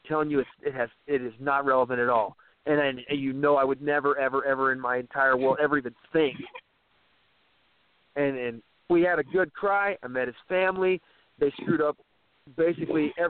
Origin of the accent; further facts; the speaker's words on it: Midwest, United States; I'm from the Midwest